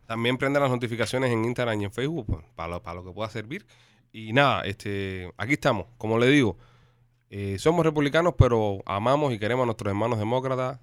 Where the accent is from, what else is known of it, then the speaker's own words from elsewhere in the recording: Cuba; now in Miami, United States; Yo soy cubano